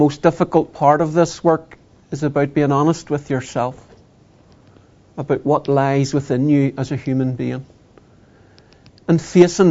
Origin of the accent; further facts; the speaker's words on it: Northern Ireland, United Kingdom; I grew up in a Protestant, Unionist, Loyalist community, British, not English, but British